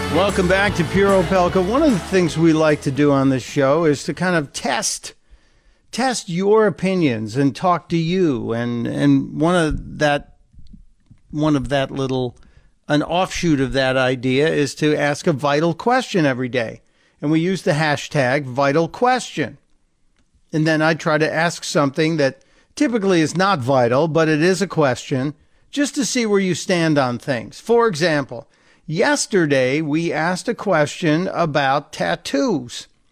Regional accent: Chicago, Illinois, United States; I'm a white guy from Chicago. Yeah, I grew up on the South Side. We moved to the suburbs

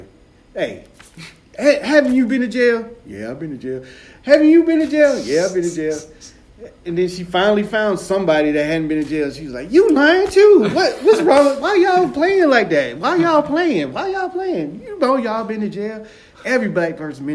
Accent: United States; I'm an American

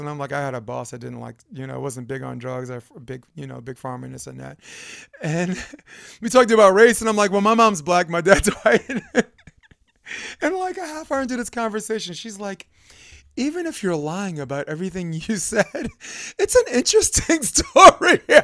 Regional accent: New York City, New York, United States; moved away; I grew up in Brooklyn where it's more of a macho

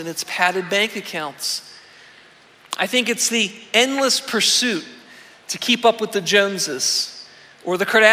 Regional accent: Weirton, West Virginia, United States; I grew up in Weirton, in the northern panhandle of the state.

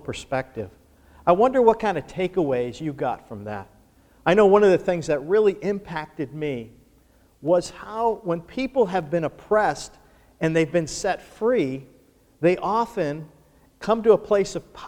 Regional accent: Buffalo, New York, United States; growing up in Buffalo, New York, where I'm from

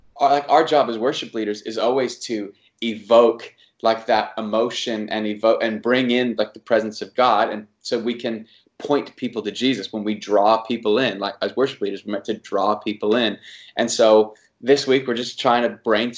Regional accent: Long Beach, California, United States; born there; I was born in California. I was born in Long Beach.

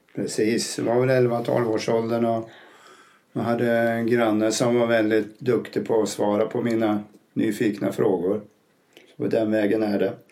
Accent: northern Uppland, lower Dalälven, Uppsala County, Sweden; moved away as an adult; also born or lived in Gysinge; now in Spain; Jag kommer från norra Uppland vid nedre Dalälven. Jag är 71 år, bor numera i Spanien.

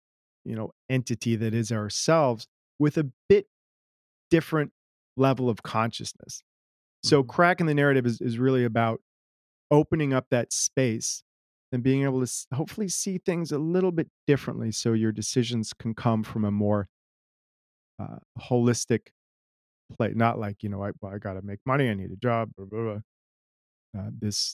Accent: United States; also born or lived in Germany; I don't know that I identified very much as American growing up. My mom was German. We spent time in Germany

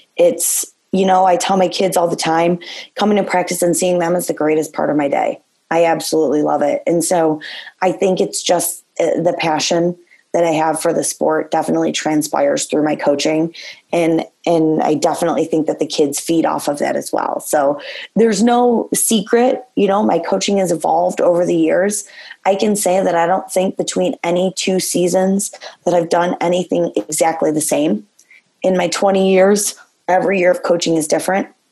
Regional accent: Gibraltar/Carlson, Michigan, United States; it was hard to leave Carlson, you know, having been my hometown and where I went to school

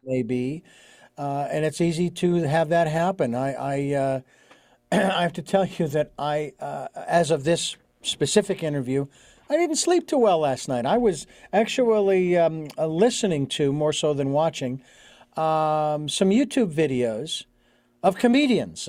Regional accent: Phoenix, Arizona, United States; moved away as an adult; Born and raised in Phoenix. I was, lived there for forty-six years

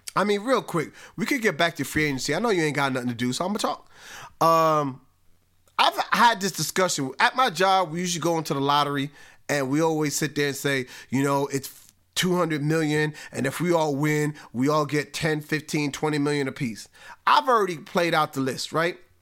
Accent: Spring Valley, United States; I grew up born and raised in Spring Valley

